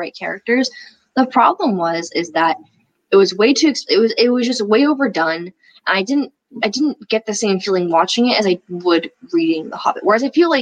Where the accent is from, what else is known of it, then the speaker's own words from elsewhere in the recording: Berkeley, California, United States; I grew up in Berkeley, California. I was raised by liberals